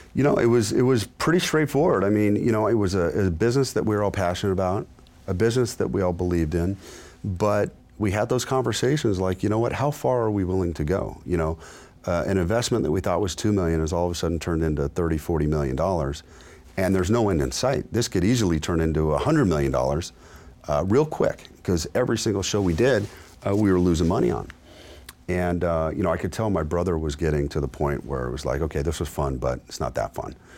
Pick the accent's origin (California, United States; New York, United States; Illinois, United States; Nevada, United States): Nevada, United States; Las Vegas; I was born and raised here in Las Vegas